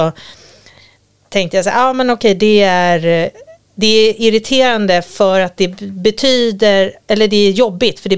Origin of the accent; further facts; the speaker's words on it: Gotland, Sweden; moved away; jag kommer från Gotland